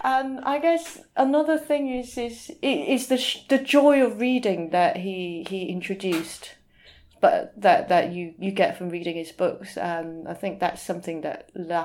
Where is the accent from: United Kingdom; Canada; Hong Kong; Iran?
Hong Kong; I grew up in Hong Kong in the 80s and 90s